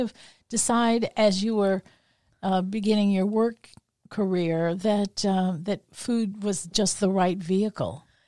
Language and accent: English; New Orleans, Louisiana, United States; growing up in the Italian community in New Orleans